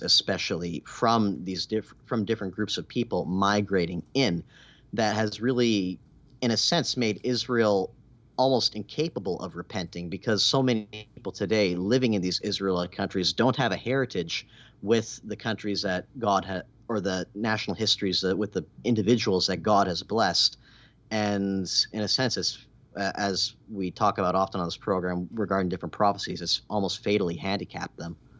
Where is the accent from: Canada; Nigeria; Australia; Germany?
Canada; moved away; where I grew up in Canada